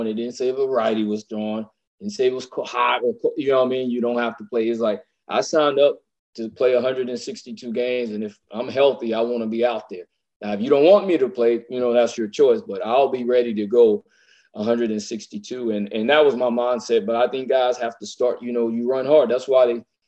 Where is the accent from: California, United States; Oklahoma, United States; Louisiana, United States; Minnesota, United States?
Louisiana, United States; I'm from Louisiana